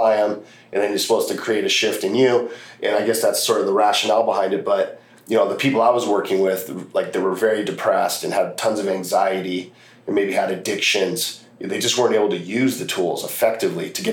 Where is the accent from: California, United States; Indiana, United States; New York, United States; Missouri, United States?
California, United States; Los Angeles; Growing up in Los Angeles